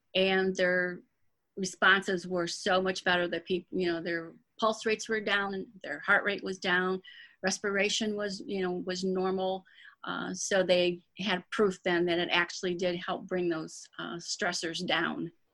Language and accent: English; Dearborn Heights, Michigan, United States; moved away as an adult; now in St. Louis, United States; I was born and raised in Dearborn Heights, Michigan, which is outside of Detroit